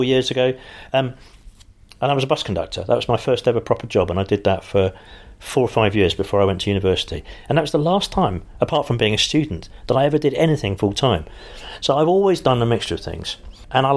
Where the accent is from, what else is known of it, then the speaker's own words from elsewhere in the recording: London, United Kingdom; I am a Londoner